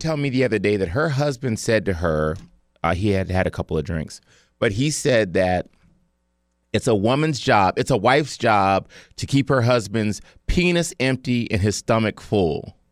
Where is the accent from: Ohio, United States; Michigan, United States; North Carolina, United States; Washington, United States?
Ohio, United States; Cleveland; I'm from Cleveland